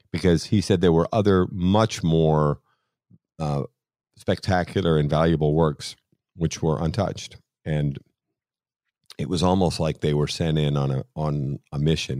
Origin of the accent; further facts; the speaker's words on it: Boston, Massachusetts, United States; being Irish and being from Boston